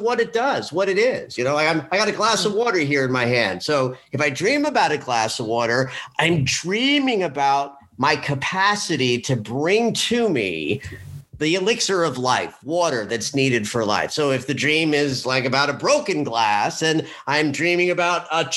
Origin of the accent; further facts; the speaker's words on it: New Jersey, United States; also born or lived in New York; I'm born and raised in New York, like a third generation New Yorker, though I grew up outside of the city in New Jersey.